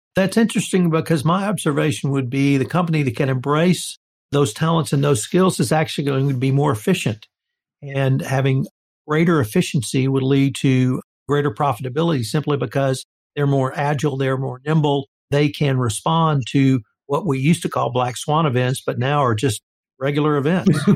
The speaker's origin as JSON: {"language": "English", "region": "the South", "country": "United States", "tie": "born or raised there", "said": "I'm a Southerner. I grew up in the South"}